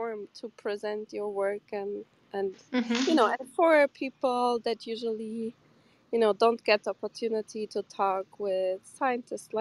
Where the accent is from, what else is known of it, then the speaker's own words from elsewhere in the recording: Germany; moved away as an adult; also born or lived in Porto, Portugal / Seville, Spain; now in New York, United States; I'm from Porto originally, but I grew up in Germany